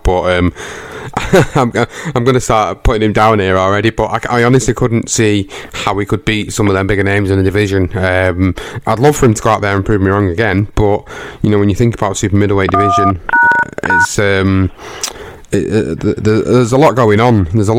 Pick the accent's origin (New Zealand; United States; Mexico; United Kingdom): United Kingdom; Obviously, you know, being British, you want to support your home contingent.